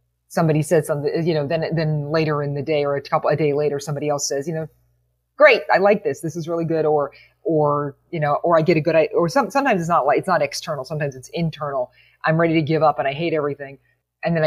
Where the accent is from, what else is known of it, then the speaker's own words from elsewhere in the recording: Western Pennsylvania backcountry, United States; I'm from the Western Pennsylvania backcountry